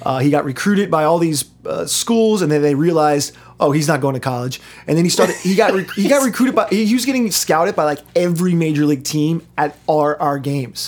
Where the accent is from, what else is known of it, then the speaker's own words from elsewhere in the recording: North Carolina, United States; also born or lived in Brooklyn, New York; now in Maplewood, United States; I grew up in North Carolina